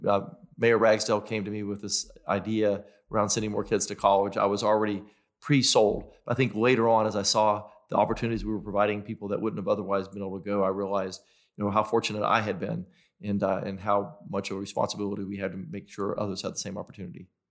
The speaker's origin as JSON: {"language": "English", "town": "Knoxville", "region": "Tennessee", "country": "United States", "tie": "born or raised there", "said": "I grew up in South Knoxville."}